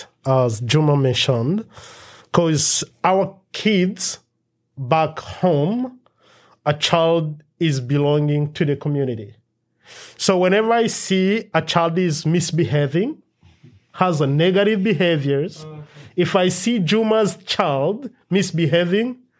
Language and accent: English; DR Congo; now in United States; our culture where we grew up in Democratic Republic of Congo.